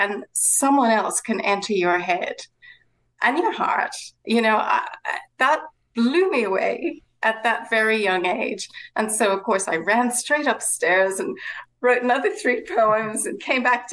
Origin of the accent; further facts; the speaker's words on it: west of Ireland, Ireland; now in Sydney, Australia; growing up in Ireland